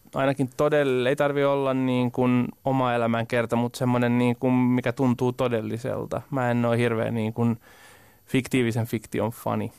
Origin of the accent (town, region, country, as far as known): Parainen, Southwest Finland, Finland